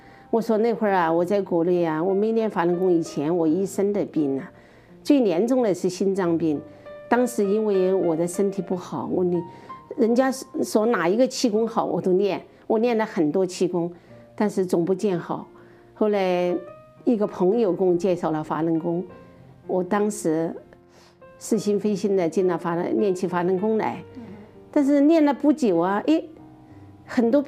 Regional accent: Chongqing, China; moved away; also born or lived in Kunming, Yunnan / Changsha, Hunan; 我是四川人，四川重庆人，在云南昆明工作。嗯嗯，但是我六年轻时候六四年在湖南住过一段时间，

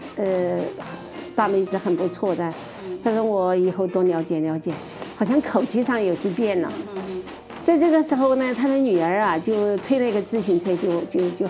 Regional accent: Chongqing, China; moved away; also born or lived in Kunming, Yunnan / Changsha, Hunan; 我是四川人，四川重庆人，在云南昆明工作。嗯嗯，但是我六年轻时候六四年在湖南住过一段时间，

